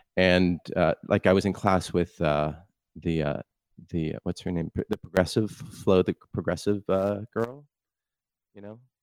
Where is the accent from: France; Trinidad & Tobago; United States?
United States; Palo Alto, California; I grew up in Palo Alto